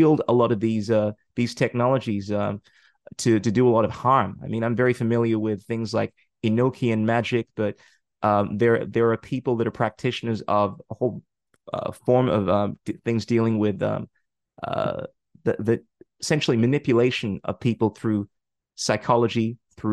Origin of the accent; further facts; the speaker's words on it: Ghana; in my culture, I come from Ghana